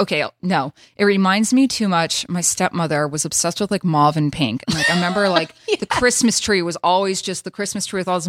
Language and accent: English; the South, United States; I'm from the South.